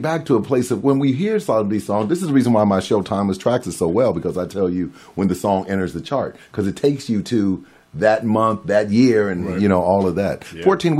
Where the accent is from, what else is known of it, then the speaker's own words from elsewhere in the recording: Cincinnati, Ohio, United States; my hometown of Cincinnati.